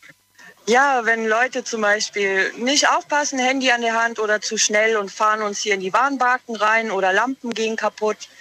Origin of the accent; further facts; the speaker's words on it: Walmrod, Rhineland-Palatinate, Germany; Ich komme aus Walmroth im Westerwald